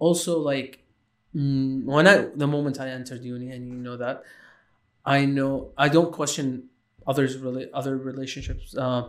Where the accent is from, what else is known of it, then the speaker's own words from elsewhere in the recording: Lebanon; moved away; also born or lived in Iraq / Syria; I was born in Iraq, lived a bit in Syria, and then moved to Lebanon, and then I left Lebanon, which was, like, my childhood mostly was in Lebanon.